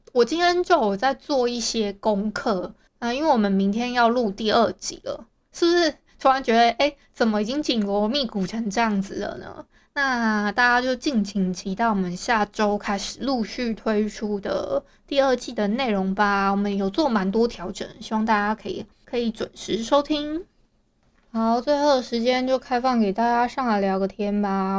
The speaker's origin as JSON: {"language": "Chinese", "region": "Hualien County", "country": "Taiwan", "said": "因为我是花莲人嘛"}